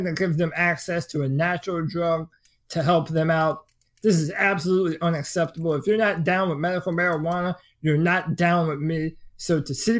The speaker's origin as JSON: {"language": "English", "region": "the South", "country": "United States", "tie": "born or raised there", "said": "someone that was born and raised in the South"}